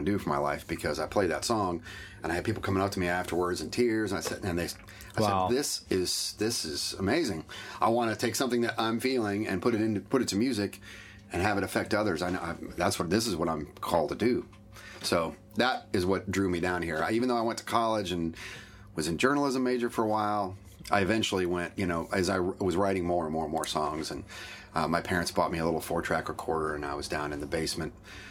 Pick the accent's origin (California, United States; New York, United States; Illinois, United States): Illinois, United States; Bloomington; moved away as an adult; also born or lived in Iowa; I went to University of Iowa for a year and then moved back home. I'm from Bloomington, Illinois, originally